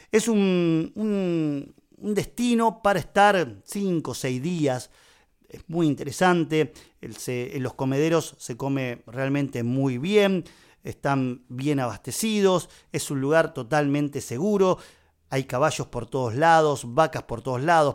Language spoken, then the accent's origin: Spanish; Buenos Aires, Argentina; la ciudad de Buenos Aires, que es de donde soy yo.